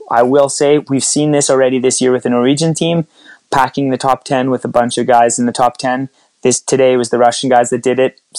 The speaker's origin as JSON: {"language": "English", "country": "Canada", "said": "Geez, 1980. I'm Canadian."}